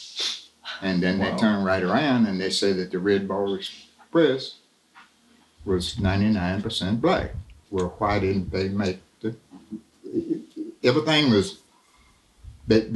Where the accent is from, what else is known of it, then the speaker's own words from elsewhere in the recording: North Middletown, Kentucky, United States; also born or lived in Lexington, Kentucky; we were raised in North Middletown together